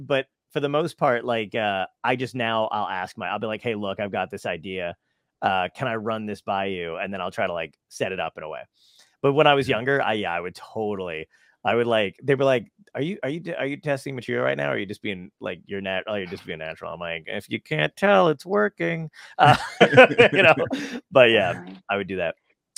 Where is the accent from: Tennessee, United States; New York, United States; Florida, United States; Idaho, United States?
New York, United States; Brooklyn; I'm from Brooklyn